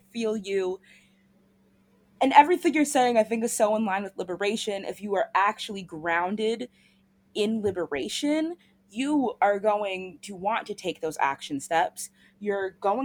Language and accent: English; United States; as American citizens